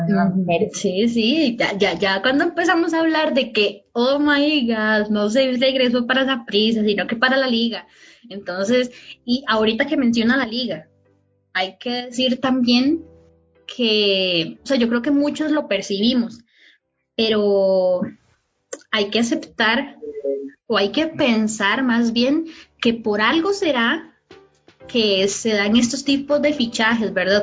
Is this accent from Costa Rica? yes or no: yes; Costa Rica